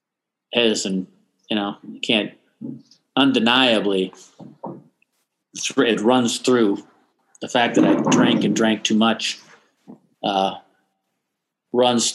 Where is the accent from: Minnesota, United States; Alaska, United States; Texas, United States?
Minnesota, United States; Austin; moved away; also born or lived in Twin Cities, Minnesota; Growing up in Austin has informed everything I've done since